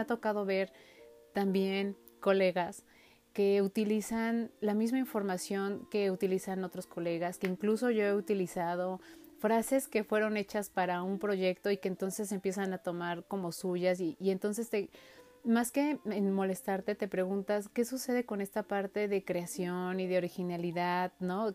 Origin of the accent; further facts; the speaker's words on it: Mexico; nosotros como mexicanos